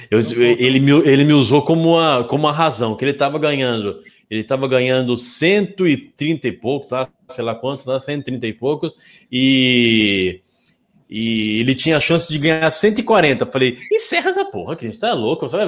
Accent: Rio de Janeiro, Brazil; É, não tenho nome, nome eu não tenho, eu sou carioca.

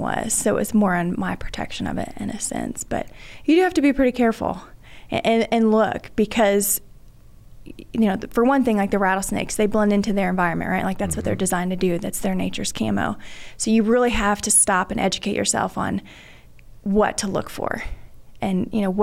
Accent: Dallas, Texas, United States; grew up DFW area. My mom and dad had a small farm in the Metroplex

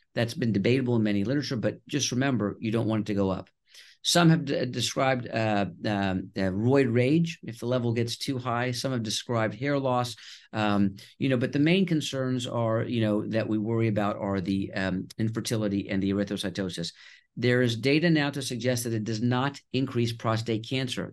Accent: Houston, Texas, United States; also born or lived in Connecticut / Nashville, Tennessee / Boston; I was born in Connecticut, and we moved to Houston, Texas when I was two years old

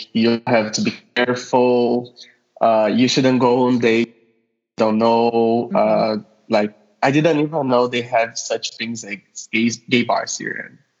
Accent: Rio de Janeiro, Brazil; now in Moscow, Russia; I'm Brazilian, living in Russia, Moscow, more exactly. And guess what? I also study medicine here. And I'm originally from Rio, in Brazil. And now I'm living in Moscow

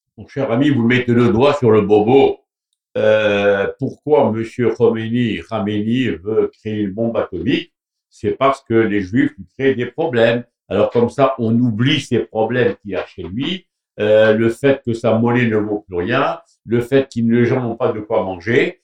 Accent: Morocco; moved away; je viens du Maroc

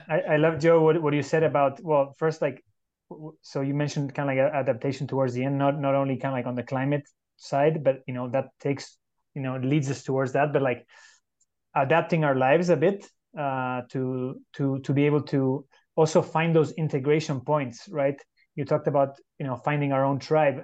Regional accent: Uruguay; now in San Jose, Costa Rica; I'm originally from Uruguay in South America, living in San Jose, Costa Rica

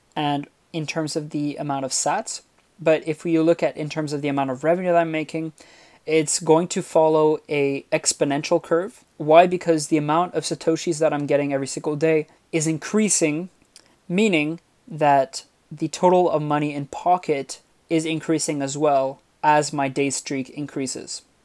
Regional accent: Montreal, Quebec, Canada; I'm from Montreal

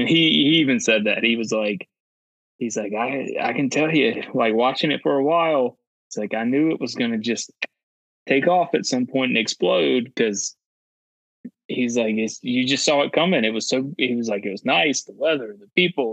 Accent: North Carolina, United States; grew up in North Carolina.

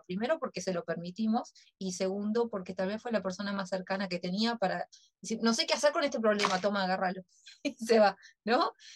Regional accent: Uruguay; como uruguaya

